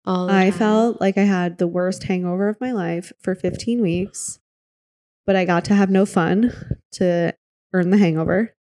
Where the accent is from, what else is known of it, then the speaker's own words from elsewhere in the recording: Midwest, United States; I'm from the Midwest. I spent so much time there. You know, I grew up there